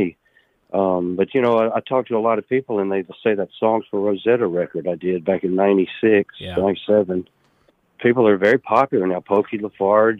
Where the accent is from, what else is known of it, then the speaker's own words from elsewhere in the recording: Oxford, Mississippi, United States; moved away as an adult; also born or lived in North Carolina; I'm from Oxford. I'm living in Oxford right now. I was born here